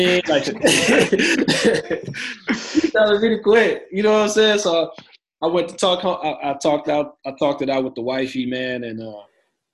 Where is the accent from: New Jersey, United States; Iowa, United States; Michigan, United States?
Michigan, United States; Pontiac; now in Cleveland, United States; I'm living in Cleveland, Ohio right now, and I'm originally from Pontiac, Michigan